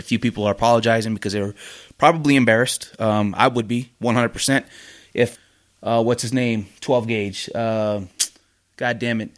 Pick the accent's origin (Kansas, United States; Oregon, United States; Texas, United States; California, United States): Oregon, United States; moved away as an adult; now in Salt Lake City, United States; my home state of Oregon